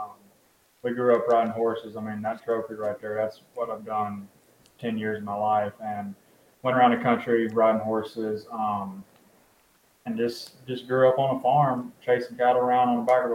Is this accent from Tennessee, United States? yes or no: yes; Dickson, Tennessee, United States; I'm actually from Dixon, Tennessee, which is about 40 minutes west of Nashville on Highway 40.